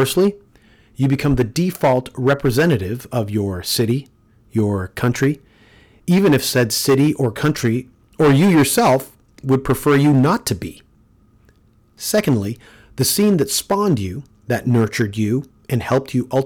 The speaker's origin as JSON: {"language": "English", "town": "Toronto", "region": "Ontario", "country": "Canada", "tie": "born or raised there", "said": "my hometown"}